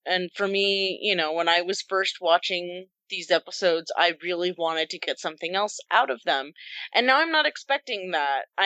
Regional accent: United States; an American

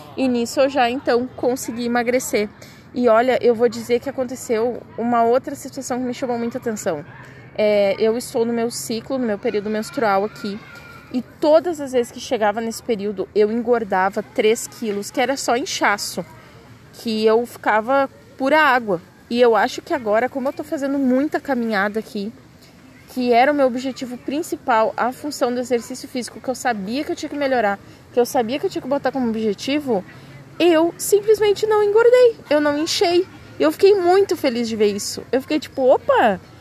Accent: Brazil; accent: Brazilian; moved away as an adult; o meu sotaque é muito forte então tem várias palavras de inglês que eu acabo falando errado, porque eu quero falar uma coisa meio abrasileirada

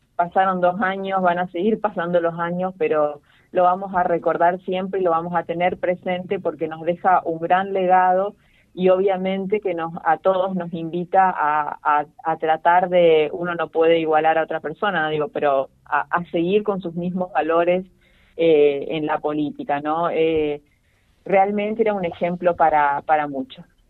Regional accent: Villa Ocampo, Santa Fe, Argentina; moved away; yo soy nacida acá en Villa Ocampo y ya hace más de dos años que volví a vivir a mi ciudad

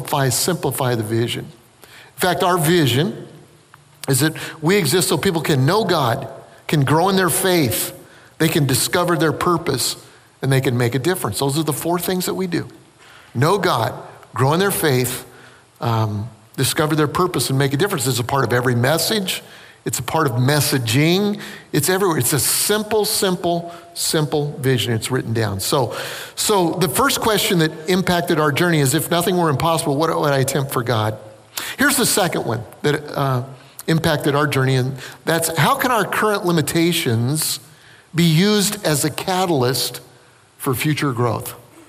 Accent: South Carolina, United States; Listen, I'm from South Carolina.

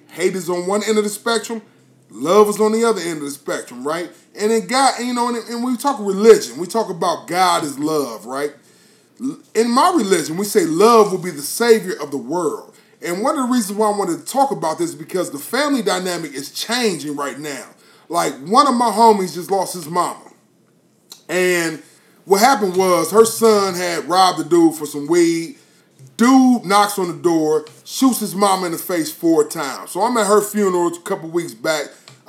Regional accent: Columbus, Ohio, United States; Well, I grew up on the north side of Columbus in that house as well, right?

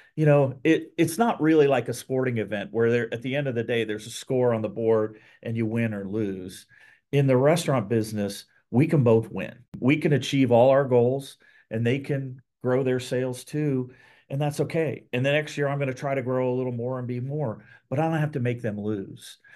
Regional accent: Columbus, Ohio, United States; also born or lived in Texas / Portland, Oregon; moved to Columbus as a, as a young kid, went to, uh, grade school, high school, and college in Ohio

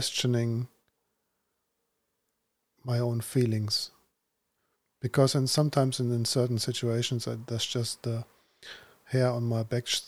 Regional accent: Braunschweig, Lower Saxony, Germany; moved away; I was living in Braunschweig

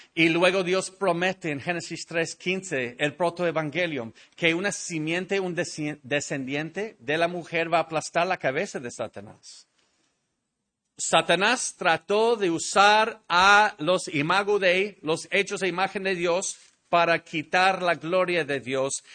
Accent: Mexico; nuestro país, México

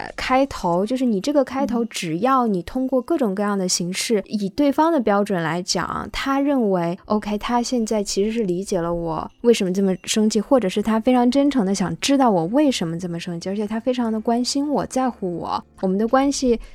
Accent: China; 我们中国人

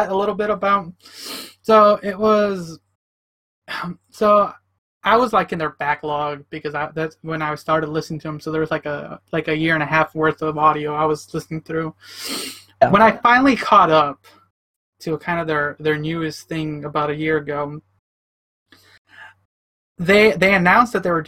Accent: Chicago, Illinois, United States; also born or lived in Oregon; now in Portland, United States; I'm from Chicago originally, so I kind of, like, lived in that... kind of ghetto city kind of life.

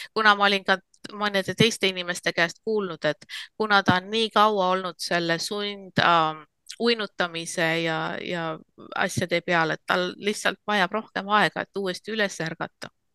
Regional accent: Estonia; now in United States; ma olen Eestis eh, sündinud ja kasvanud

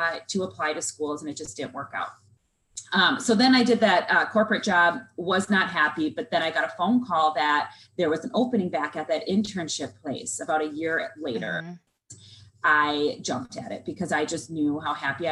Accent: Southern Minnesota, United States; I'm a Minnesota girl. I was raised in Southern Minnesota.

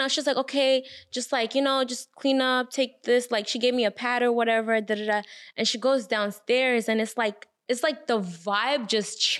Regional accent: Rwanda; I'm West Congolese and I'm from Rwanda.

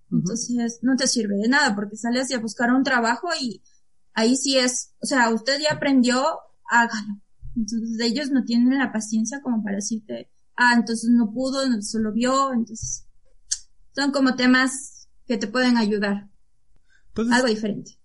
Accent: Ecuador; la situación en mi país es muy difícil conseguir un trabajo

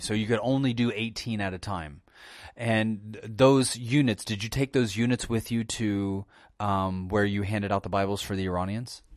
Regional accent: United States

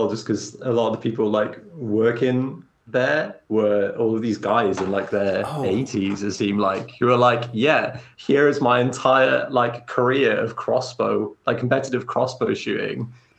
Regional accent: Wales, United Kingdom; Yeah, I'm Welsh

